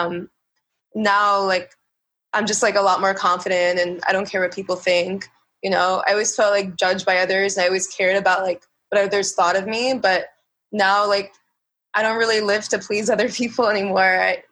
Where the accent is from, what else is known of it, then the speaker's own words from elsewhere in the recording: New York City, New York, United States; I'm a New Yorker.